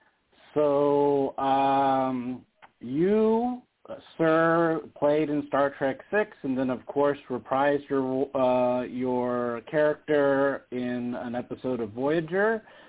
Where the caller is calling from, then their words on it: Las Vegas, Nevada, United States; from Vegas.